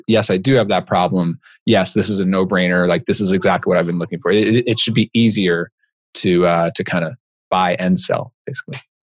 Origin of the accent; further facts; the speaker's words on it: Long Island, New York, United States; now in New Haven area, Connecticut, United States; I grew up in Long Island, New York, so I'm a Mets fan